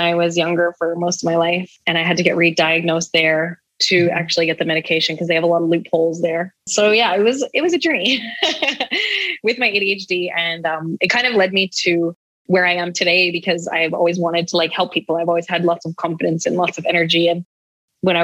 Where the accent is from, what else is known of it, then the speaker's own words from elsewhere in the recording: Calgary, Alberta, Canada; moved away as an adult; also born or lived in Vancouver, Canada; now in Mexico; I'm from Calgary, Alberta in Canada, which is super cold right now